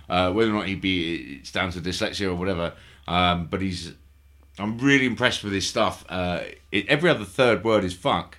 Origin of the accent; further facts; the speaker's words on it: London, United Kingdom; I'm from London